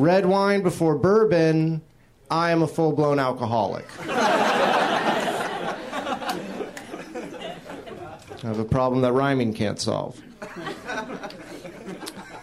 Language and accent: English; Jacksonville, Florida, United States; moved away; I'm originally from Florida